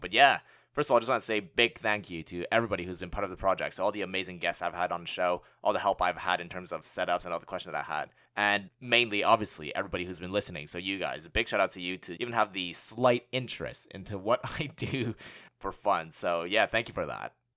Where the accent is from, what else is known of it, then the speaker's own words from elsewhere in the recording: Montreal, Quebec, Canada; moved away as an adult; also born or lived in Hong Kong / London; now in Bay Area, United States; I was born and raised in Montreal